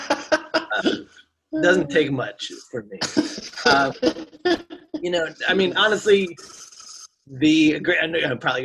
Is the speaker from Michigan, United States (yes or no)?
yes; Michigan, United States; now in Los Angeles, United States; I'm from Michigan